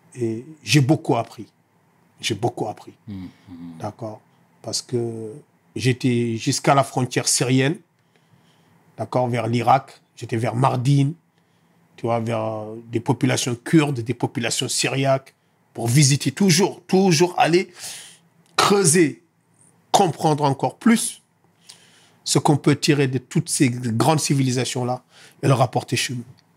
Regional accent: Senegal; now in France; je suis sénégalais

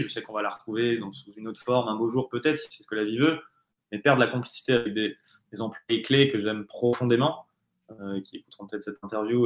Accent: France; je suis français

